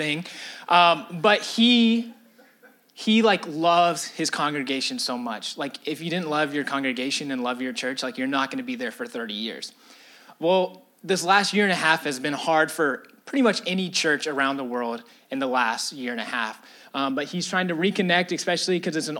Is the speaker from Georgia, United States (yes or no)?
yes; Atlanta, Georgia, United States; I'm from Atlanta. I love my city.